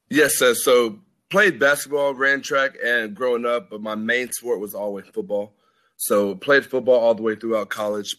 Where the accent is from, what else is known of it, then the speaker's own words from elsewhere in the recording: Dallas, Texas, United States; moved away as an adult; also born or lived in Arkansas; I'm from Dallas